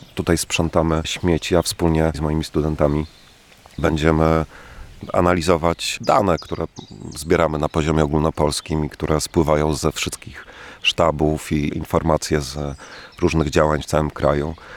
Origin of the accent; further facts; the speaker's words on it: Włodawa, Lublin Voivodeship, Poland; moved away as an adult; also born or lived in Czech Republic / Florence, Italy / London; Urodziłem się tutaj, urodziłem się we Włodawie. Tutaj chodziłem do szkoły